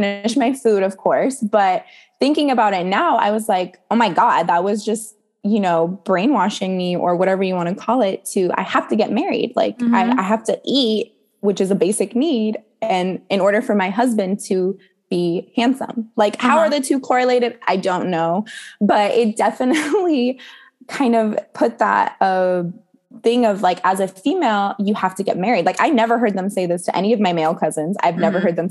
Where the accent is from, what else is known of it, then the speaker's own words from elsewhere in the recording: United States; growing up in America and having American friends and American culture and music.